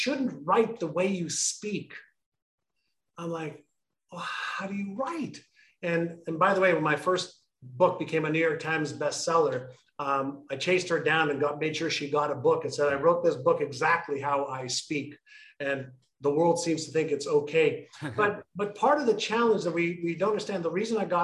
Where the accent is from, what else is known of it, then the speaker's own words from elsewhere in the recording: Montreal, Quebec, Canada; moved away as an adult; also born or lived in Israel / Toronto; when I immigrated from Israel to Montreal, it wasn't by choice.